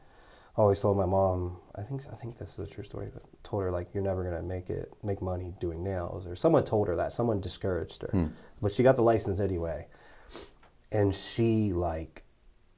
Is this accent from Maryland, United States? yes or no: yes; Cumberland, Maryland, United States; also born or lived in Lexington Park, Maryland; Cumberland, Maryland, back where I'm from